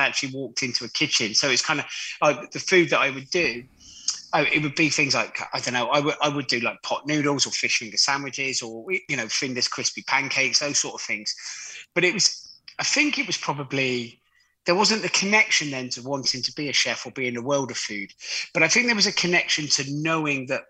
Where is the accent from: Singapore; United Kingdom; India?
United Kingdom; Gloucester, South West England; I grew up in Gloucester